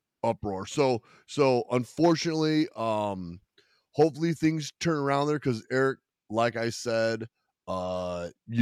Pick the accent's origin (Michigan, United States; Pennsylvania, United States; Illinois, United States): Illinois, United States; Chicago; I'm from Chicago